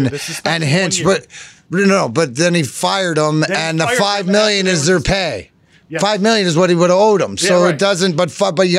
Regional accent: Canada; now in Detroit, United States; I'm Canadian

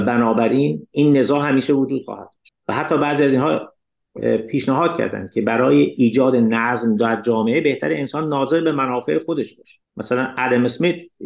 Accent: Iran; من به عنوان یک ایرانی اشعار فارسی رو میخونم

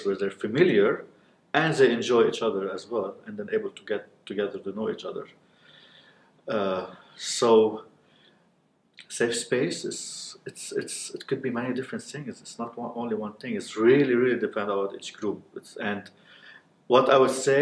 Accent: Beirut, Beirut Governorate, Lebanon; now in South Lebanon, Lebanon; I'm living in the south of Lebanon, but I'm from Beirut.

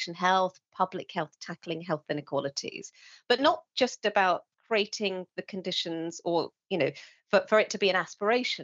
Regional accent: England, United Kingdom; a Sri Lankan woman growing up in England

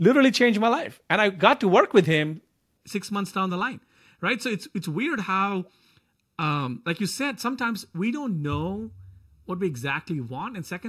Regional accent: India; English is a second language; moved away as an adult; And I'm an immigrant from India for about, I don't know, 6, 7 years.

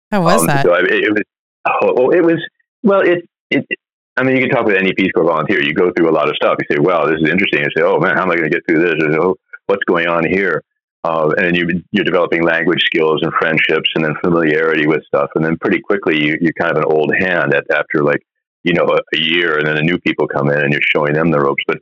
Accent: United States; I grew up in uh, suburbs, basically, of New York and Phila

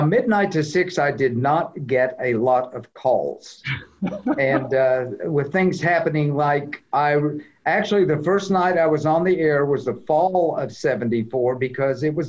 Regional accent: Clarksville, Tennessee, United States; also born or lived in Loves Park, Illinois; I'm from Clarksville. I graduated Montgomery Central in 1971

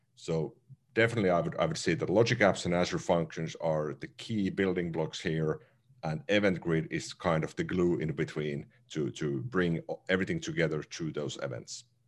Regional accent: Finland; first language Finnish; English is a second language; Finnish, my native language

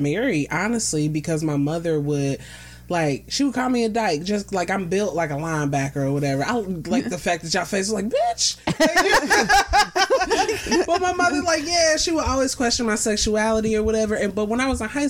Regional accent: Cincinnati, Ohio, United States; also born or lived in Plainfield, New Jersey; I was raised in Cincinnati.

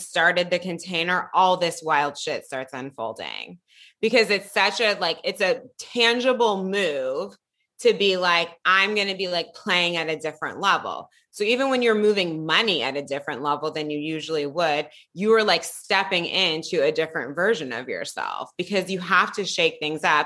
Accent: Piedmont, California, United States; I grew up in Piedmont, California. I'm from the Bay Area.

